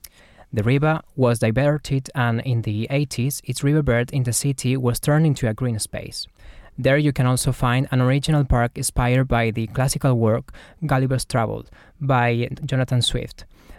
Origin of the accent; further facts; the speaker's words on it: small town near Valencia, Valencian Community, Spain; English is a second language; moved away; I'm not exactly from Valencia, but from a small town, 50-minute drive from there, and I lived in Valencia for 5 years while I was at university.